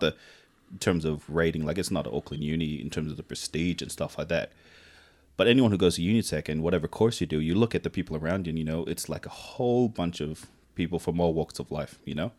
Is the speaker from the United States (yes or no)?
no; Tonga; moved away; also born or lived in Fiji; I grew up in Tonga